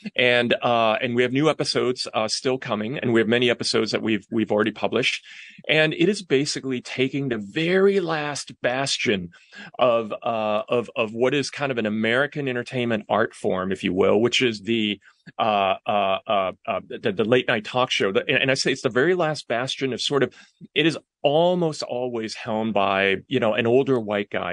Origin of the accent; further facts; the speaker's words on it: Hong Kong; moved away; also born or lived in London / Brooklyn, New York; she sent me to Hong Kong, where I was raised by my maternal grandparents.